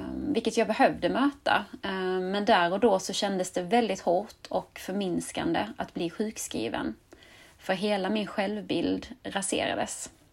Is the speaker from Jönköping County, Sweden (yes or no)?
no; Skåne, Sweden; accent: Scanian; jag är uppvuxen och bosatt i Skåne